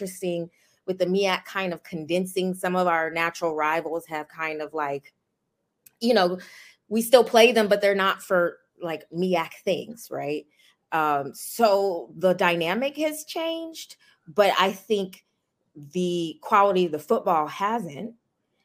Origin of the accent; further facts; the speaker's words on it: Richmond, Virginia, United States; I'm from Richmond, Virginia.